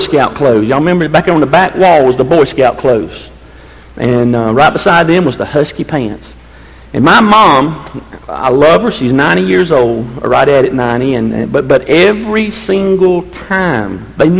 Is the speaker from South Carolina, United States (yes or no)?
yes; Seneca, South Carolina, United States; I grew up down there in Seneca running around the Utica Mill Hill.